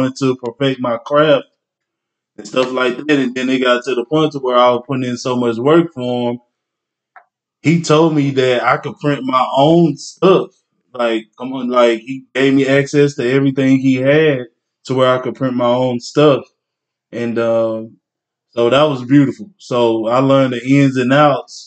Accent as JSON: {"language": "English", "town": "Longview", "region": "Texas", "country": "United States", "said": "I'm from Longview, Texas. But I'm a river rat to the day"}